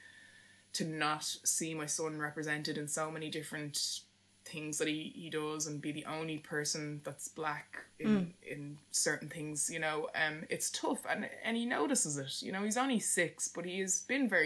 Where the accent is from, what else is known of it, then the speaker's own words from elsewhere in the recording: Ireland; as Irish people